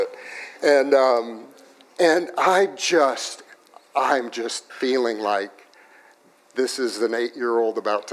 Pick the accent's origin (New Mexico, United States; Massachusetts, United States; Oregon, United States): New Mexico, United States; Los Alamos; I grew up in Los Alamos, New Mexico